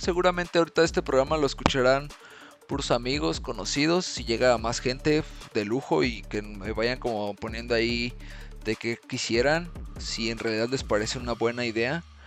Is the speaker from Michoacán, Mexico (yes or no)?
yes; Morelia, Michoacán, Mexico; ahorita aquí en mi ciudad, soy de Morelia